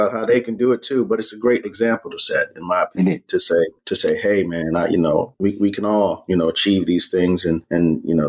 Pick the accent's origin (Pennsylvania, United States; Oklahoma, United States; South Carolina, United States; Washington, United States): South Carolina, United States; I was born in South Carolina myself